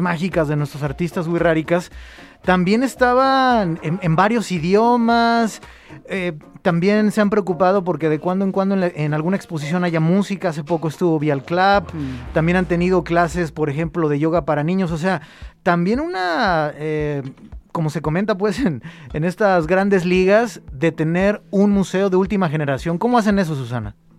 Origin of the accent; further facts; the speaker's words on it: Guadalajara, Jalisco, Mexico; somos de aquí de Guadalajara